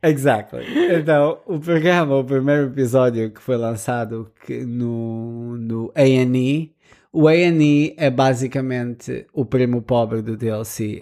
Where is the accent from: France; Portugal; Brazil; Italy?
Portugal; Lisbon; que era de Lisboa